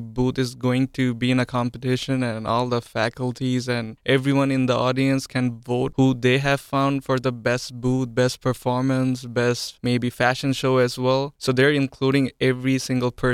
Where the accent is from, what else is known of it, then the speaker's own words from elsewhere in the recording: Bangladesh; moved away as an adult; now in United States; I hail from Bangladesh.